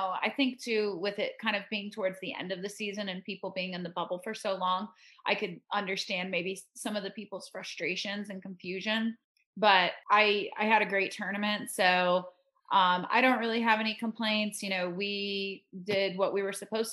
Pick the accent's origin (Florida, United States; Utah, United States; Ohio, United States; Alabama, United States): Florida, United States; growing up in Florida and playing in those windy environments as a kid